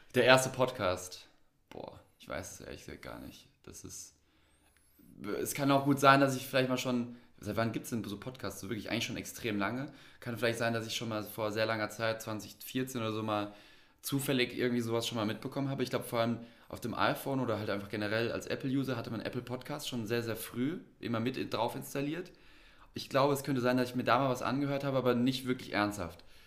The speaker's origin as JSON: {"language": "German", "town": "Frankfurt am Main", "region": "Hesse", "country": "Germany", "also_born_or_lived": "a village (primary school years)", "said": "Wir kommen aus Frankfurt, also sind beide aus der Stadt sozusagen. Wobei es bei mir noch mal ein bisschen komplexer ist. Ich habe schon die Grundschule auf dem Dorf am Ende des Tages verbracht."}